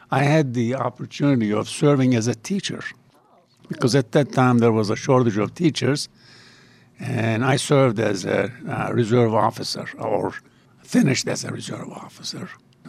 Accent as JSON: {"language": "English", "region": "Antalya", "country": "Turkey", "tie": "born or raised there", "also_born_or_lived": "Ankara, Turkey", "moved": "as an adult", "lives_now": "Pittsburgh, United States", "said": "I actually have a house on the Mediterranean, my hometown, Antalya, on the Mediterranean."}